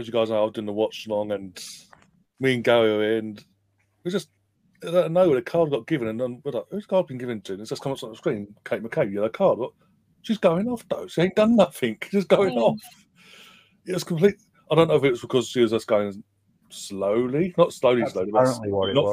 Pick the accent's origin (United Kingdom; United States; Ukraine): United Kingdom; England; I'm obviously English, but Irish blood on my mum's side